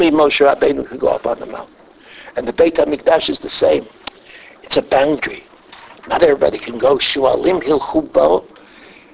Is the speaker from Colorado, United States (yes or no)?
no; New York City, New York, United States; moved away; I'm from Brooklyn.